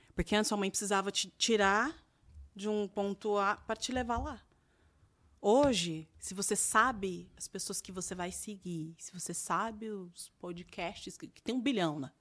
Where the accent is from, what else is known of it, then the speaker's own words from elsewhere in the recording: Campinas, São Paulo, Brazil; moved away as an adult; also born or lived in Cascavel, Paraná; E nós quatro crescemos lá em Campinas, num, numa periferia